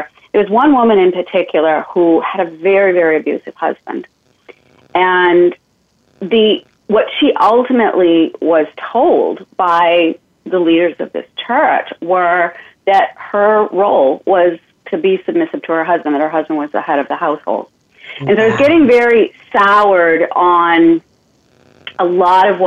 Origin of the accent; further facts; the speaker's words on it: Maine, United States; moved away as an adult; also born or lived in Germany / Missouri; my home of Maine, my home state of Maine